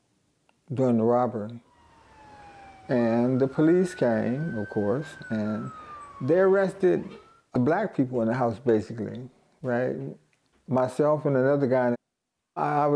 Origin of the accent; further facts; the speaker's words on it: Pittsburgh, Pennsylvania, United States; I'm from Pittsburgh, Pennsylvania